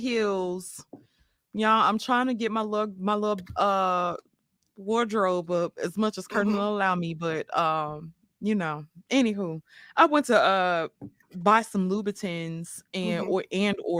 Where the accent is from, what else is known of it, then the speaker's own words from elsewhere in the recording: New York, United States; when I was a child, growing up in New York